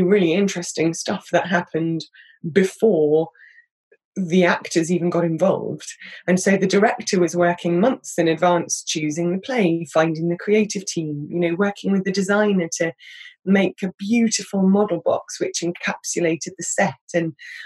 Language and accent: English; Reading, South East England, United Kingdom; moved away as an adult; also born or lived in London; I grew up outside London in a slightly anonymous place outside Reading